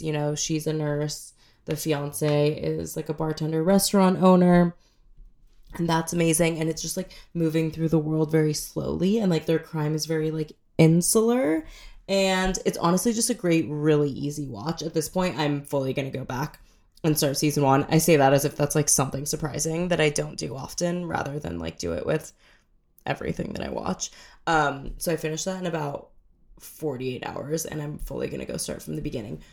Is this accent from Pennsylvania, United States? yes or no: no; San Diego, California, United States; I'm from San Diego.